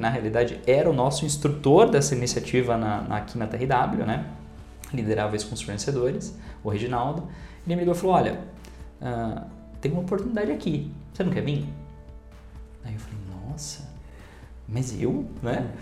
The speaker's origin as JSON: {"language": "Portuguese", "town": "Indaiatuba", "region": "São Paulo", "country": "Brazil", "tie": "born or raised there", "said": "da cidade de Indaiatuba, onde eu nasci e cresci"}